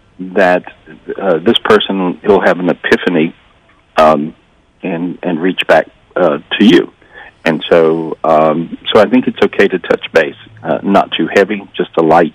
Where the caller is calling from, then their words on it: North Carolina, United States; Today, still North Carolina.